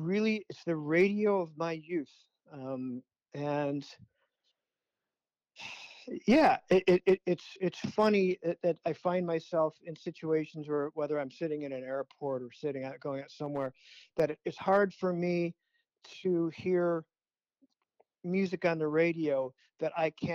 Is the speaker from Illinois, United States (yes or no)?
yes; Chicago, Illinois, United States; I grew up in Chicago, so … was on the radio all the time.